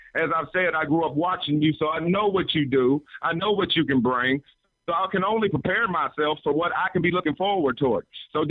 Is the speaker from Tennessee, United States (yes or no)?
yes; Memphis, Tennessee, United States; I'm from the north side of Memphis. I'm from North Memphis, Tennessee.